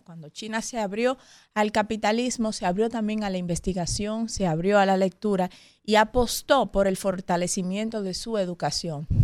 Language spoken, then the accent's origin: Spanish; Dominican Republic; nosotros como dominicanos